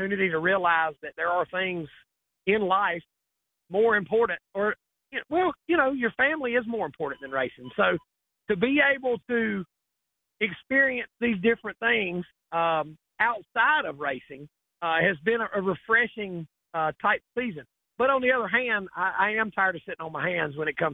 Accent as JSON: {"language": "English", "region": "the South", "country": "United States", "said": "I am from the South"}